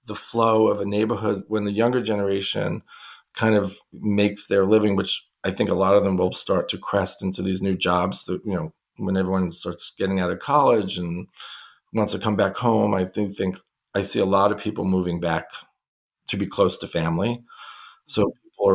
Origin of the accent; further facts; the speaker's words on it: New York City, New York, United States; I grew up in Brooklyn